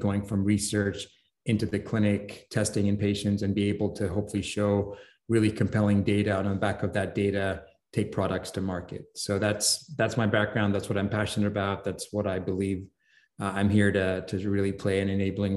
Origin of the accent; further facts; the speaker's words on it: London, United Kingdom; moved away; I grew up in London